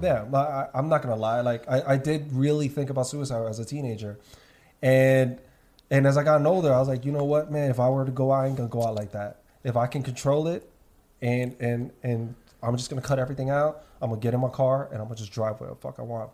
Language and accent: English; New York City, New York, United States; I'm born and raised in New York